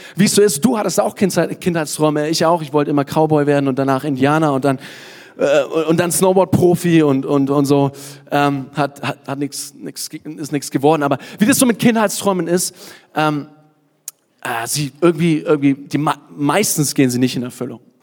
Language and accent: German; Kottensdorf, Bavaria, Germany; also born or lived in Nuremberg; Also eigentlich komme ich aus Kottensdorf, ein kleines Dorf. Aber ich sage, ich komme aus Nürnberg